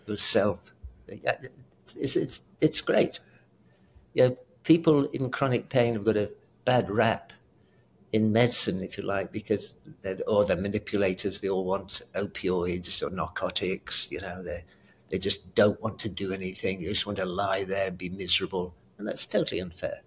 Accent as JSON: {"language": "English", "country": "United Kingdom", "also_born_or_lived": "South Africa / Houston / Seattle", "accent": "British", "moved": "yes", "said": "I'm British as well"}